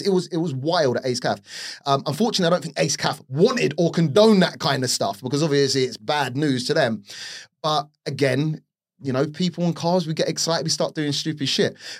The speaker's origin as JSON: {"language": "English", "region": "London", "country": "United Kingdom", "tie": "born or raised there", "said": "grew up in Northwest London, or the outskirts of Northwest London, Harrow, uh, to be precise, Rainers Lane."}